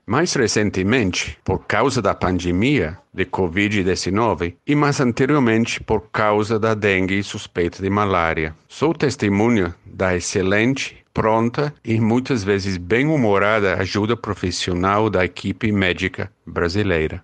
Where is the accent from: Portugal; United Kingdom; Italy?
United Kingdom; England; Portuguese is a second language; moved away as an adult; also born or lived in Ecuador; now in Brazil; Nasci na Inglaterra, no Reino Unido, em 1956